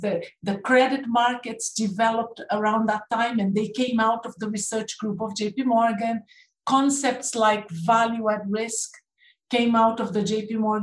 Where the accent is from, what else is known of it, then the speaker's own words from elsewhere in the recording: Brazil; accent: Canadian; moved away as an adult; also born or lived in United Kingdom; I was born in Brazil, and then I came to the UK to study and finished my PhD